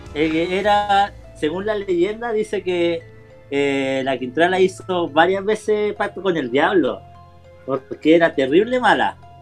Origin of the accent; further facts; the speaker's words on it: Talagante, Santiago Metropolitan Region, Chile; moved away; mi ciudad natal, en Talagarte